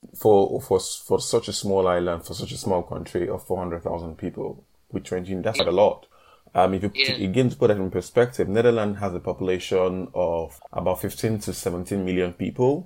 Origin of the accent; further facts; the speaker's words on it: Nigeria; moved away as an adult; now in Northern Cyprus; I am Nigerian